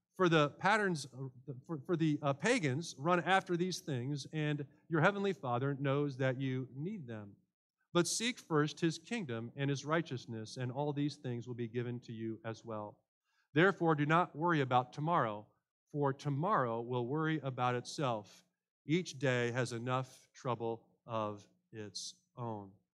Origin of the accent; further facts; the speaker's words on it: United States; as an American